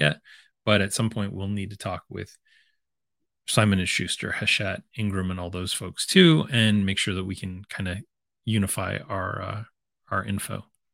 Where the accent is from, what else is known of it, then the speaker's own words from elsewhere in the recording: London, Ontario, Canada; my hometown of London, Ontario